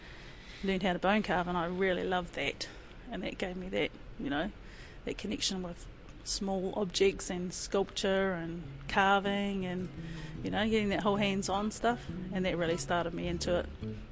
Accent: Devonport, Auckland, New Zealand; born there; also born or lived in Waiouru; I was born up in Auckland, in Devonport, kei raro I te motu o Rangitoto, and that was because my dad was in the Navy.

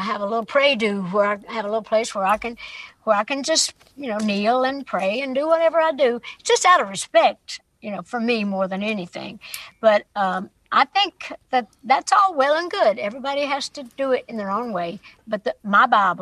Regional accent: East Tennessee, United States; It was my hometown, my home area

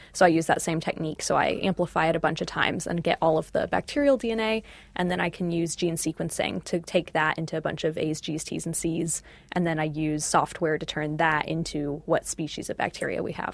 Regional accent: United States; moved away as an adult; now in Auckland, New Zealand; I'm from the States.

